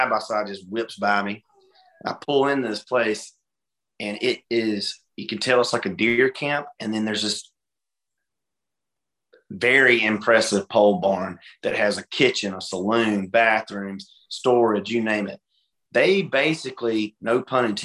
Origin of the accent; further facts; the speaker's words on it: Hartford, Alabama, United States; moved away; I'm originally from Hartford, Alabama